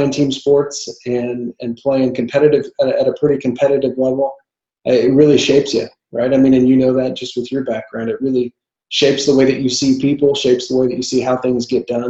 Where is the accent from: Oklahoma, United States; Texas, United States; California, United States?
Oklahoma, United States; Verdigris; also born or lived in Washington State; I grew up in Verdigris, Oklahoma